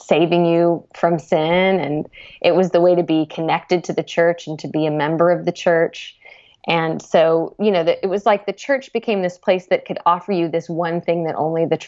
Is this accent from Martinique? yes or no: no; United States; me as an American